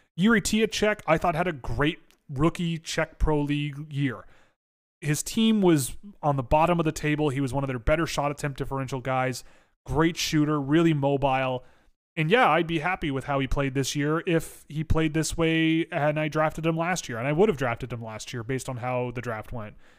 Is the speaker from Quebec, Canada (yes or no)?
no; Toronto, Ontario, Canada; I grew up in Toronto